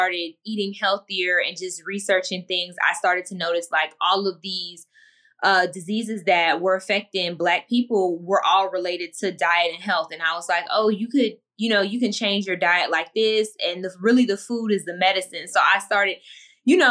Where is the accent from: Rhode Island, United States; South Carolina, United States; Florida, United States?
Florida, United States; Miami; I'm from the hood. I'm from Miami, and not the part that people visit